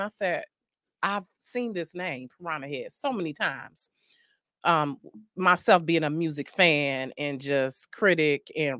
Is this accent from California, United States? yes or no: no; Detroit, Michigan, United States; don't let my East Side personality fool you.